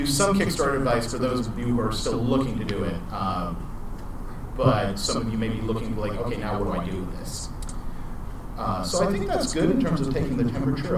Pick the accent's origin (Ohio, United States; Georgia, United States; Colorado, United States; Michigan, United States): Georgia, United States; I'm from Georgia